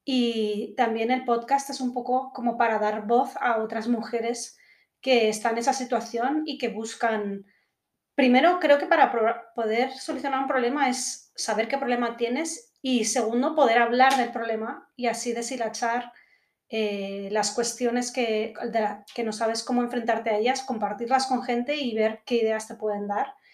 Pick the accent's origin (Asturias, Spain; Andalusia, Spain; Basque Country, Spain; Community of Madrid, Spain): Community of Madrid, Spain; Madrid; born there; also born or lived in Guatemala / United Kingdom; yo soy de aquí de Madrid, de aquí, bueno, o de cualquier parte, ¿no? pero nací en Madrid y desde bastante pequeña también viví en diferentes lugares, he vivido en Guatemala, he vivido en Reino Unido porque soy medio inglesa